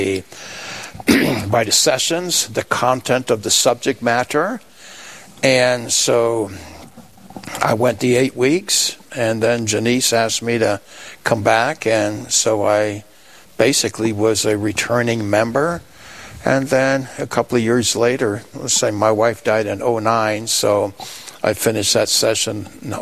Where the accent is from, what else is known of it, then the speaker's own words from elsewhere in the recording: New York, United States; moved away as an adult; also born or lived in Iceland; now in Rapid City, United States; I'm originally from New York